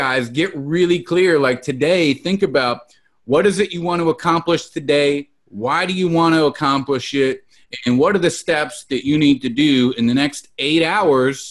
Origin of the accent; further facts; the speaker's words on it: Salinas, California, United States; growing up in Salinas, California, I can tell you that I've had my electricity cut off many, many times